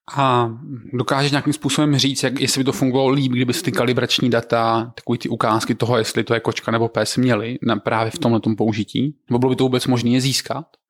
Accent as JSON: {"language": "Czech", "town": "Znojmo", "region": "South Moravian Region", "country": "Czechia", "said": "Já jsem ze Znojma"}